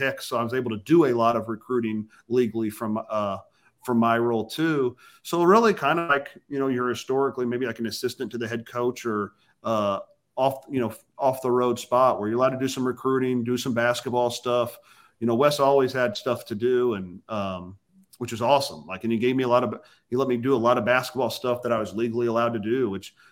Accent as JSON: {"language": "English", "town": "Bloomington", "region": "Indiana", "country": "United States", "tie": "born or raised there", "moved": "as an adult", "lives_now": "Cincinnati, United States", "said": "I grew up in Bloomington and was friends with Mike Jr."}